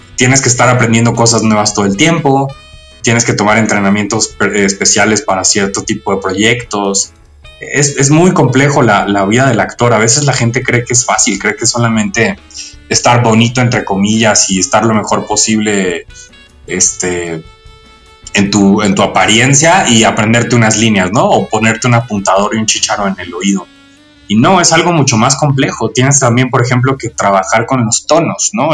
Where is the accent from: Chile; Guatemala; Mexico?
Mexico; nosotros como mexicanos